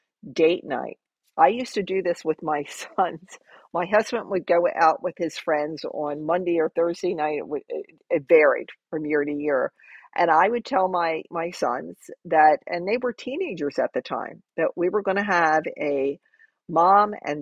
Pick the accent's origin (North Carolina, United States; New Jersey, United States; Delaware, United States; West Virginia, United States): New Jersey, United States; moved away as an adult; now in Florida, United States; I made this major move from my home state of New Jersey into Florida